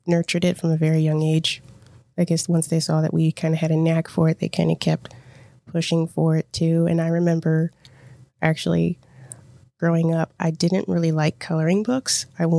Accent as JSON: {"language": "English", "town": "St. Louis", "region": "Missouri", "country": "United States", "tie": "born or raised there", "moved": "as an adult", "lives_now": "Fairborn, United States", "said": "I'm born and raised in St. Louis, Missouri, North County in Spanish Lake."}